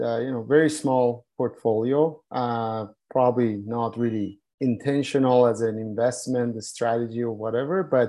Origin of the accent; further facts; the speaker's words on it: Iran; moved away; I was born in Iran